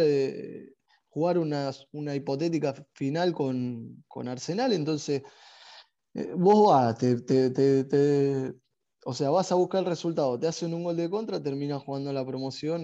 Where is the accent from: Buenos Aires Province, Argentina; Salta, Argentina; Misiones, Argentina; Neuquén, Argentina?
Buenos Aires Province, Argentina; Vicente López; moved away as an adult; also born or lived in Saudi Arabia; yo nací en Vicente López, no, no, recuerdo haberme ido a otro lado que, que, no sea ahí por la zona hasta que me fui a Arabia.